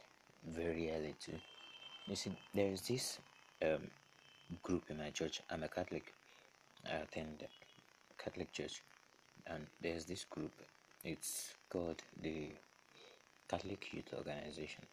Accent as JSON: {"language": "English", "region": "Ondo", "country": "Nigeria", "said": "I'm a Nigerian. I'm from Ondo State"}